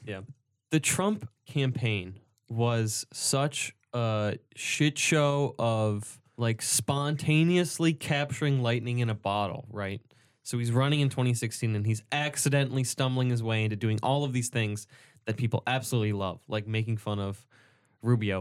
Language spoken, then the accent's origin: English; United States; what did we do to earn our American citizenship? We got lucky and we were born here